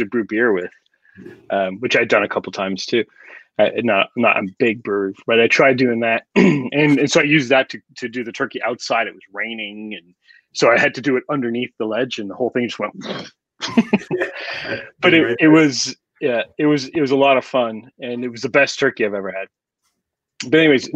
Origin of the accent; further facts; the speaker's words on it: Canada; moved away as an adult; now in United States; our Thanksgiving is just dinner with our immediate family on a Monday